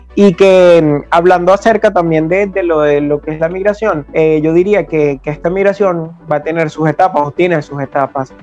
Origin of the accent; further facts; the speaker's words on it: Venezuela; de acá de, nuestro país